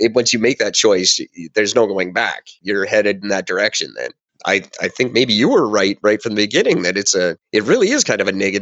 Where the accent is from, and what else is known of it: Canada